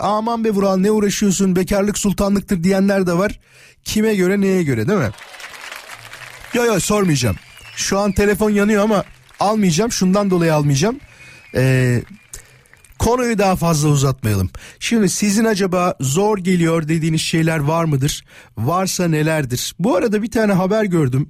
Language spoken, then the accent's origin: Turkish; İzmit, Kocaeli, Turkey; Canım memleketim İzmit'e doğru bir yol alacağız